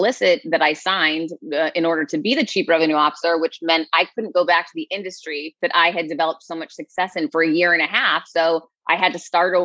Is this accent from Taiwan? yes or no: no; Worcester, Massachusetts, United States; I grew up in Worcester, Massachusetts